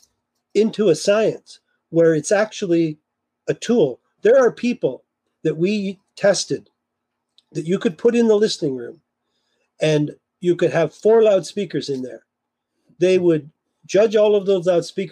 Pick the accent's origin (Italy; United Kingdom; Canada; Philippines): Canada; Kitchener, Ontario; my hometown, Kitchener-Waterloo